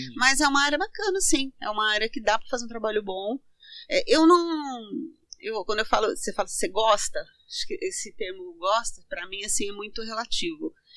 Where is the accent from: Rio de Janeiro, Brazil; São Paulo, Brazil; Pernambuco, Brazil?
São Paulo, Brazil; Santo André; also born or lived in Santo Antônio do Caiuá, Paraná; Com sete anos, é, meus pais vieram para São Paulo